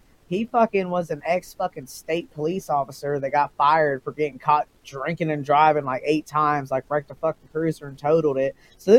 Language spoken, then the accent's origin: English; Ohio, United States